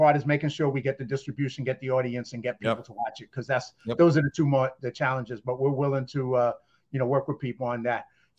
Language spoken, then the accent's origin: English; Bronx, New York, United States; as you probably know, growing up in the South Bronx, I didn't hang out with too many rich people.